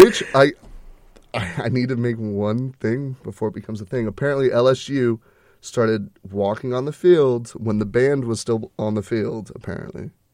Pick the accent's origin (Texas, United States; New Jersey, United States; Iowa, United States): Texas, United States; We're, we're from Texas. We're Texas boys